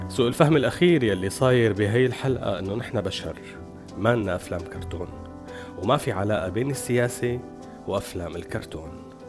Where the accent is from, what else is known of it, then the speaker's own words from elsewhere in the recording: Syria; كلياتنا كسوريين